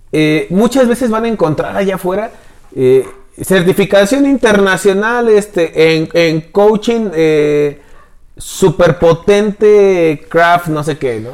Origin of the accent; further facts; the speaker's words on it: Mexico; realmente soy mexicano